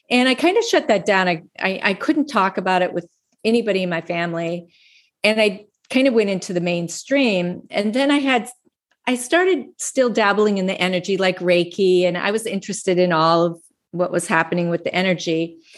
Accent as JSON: {"language": "English", "town": "Laramie", "region": "Wyoming", "country": "United States", "tie": "born or raised there", "also_born_or_lived": "North Platte, Nebraska / Steamboat / Minneapolis, Minnesota", "said": "I was born in North Platte, Nebraska. I grew up in Laramie, Wyoming, and Steamboat and Minneapolis, Minnesota. I've lived in about 10 different states."}